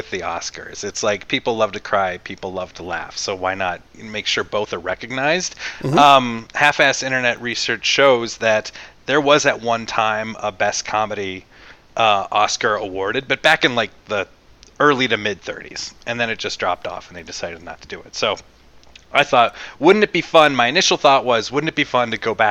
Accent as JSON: {"language": "English", "region": "Colorado", "country": "United States", "tie": "born or raised there", "said": "I grew up in Colorado"}